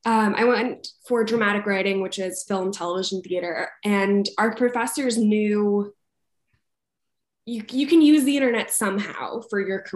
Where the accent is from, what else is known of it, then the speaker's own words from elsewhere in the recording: Montgomery Village, Maryland, United States; moved away as an adult; now in Los Angeles, United States; I grew up in Montgomery, Maryland, just outside DC.